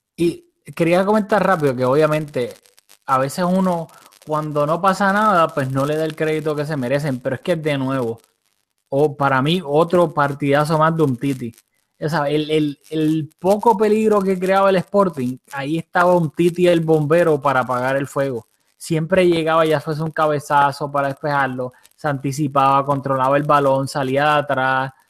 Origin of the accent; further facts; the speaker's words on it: Puerto Rico; moved away; Julio y yo somos de Puerto Rico, aunque pues no estamos viviendo ahí ahora